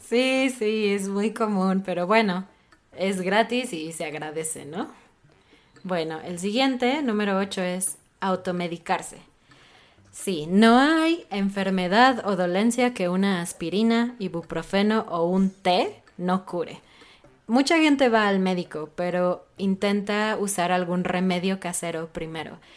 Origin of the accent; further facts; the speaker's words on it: Mexico; como mexicana